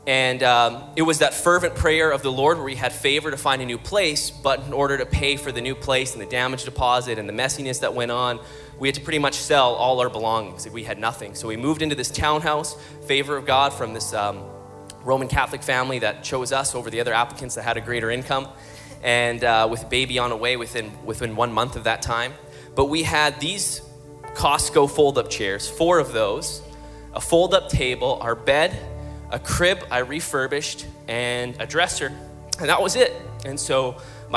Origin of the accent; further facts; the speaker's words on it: Calgary, Alberta, Canada; We're from Calgary, Alberta